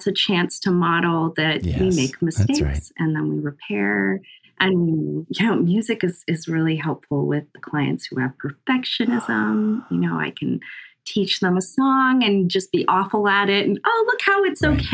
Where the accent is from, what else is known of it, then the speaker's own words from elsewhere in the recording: Ankeny, Iowa, United States; also born or lived in Lincoln, Nebraska; we moved to Ankeny, Iowa, just north of Des Moines. And that's where I grew up